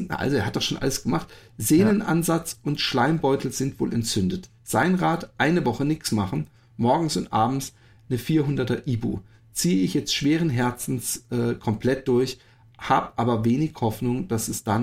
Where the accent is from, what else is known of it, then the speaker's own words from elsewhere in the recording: North Rhine-Westphalia, Germany; Und als Sauerländer ein Unding im flachen Land laufen zu müssen.